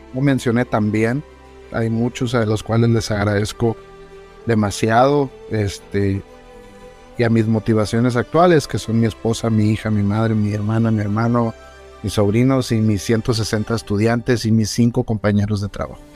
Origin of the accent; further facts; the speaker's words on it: Mexico; soy mexicano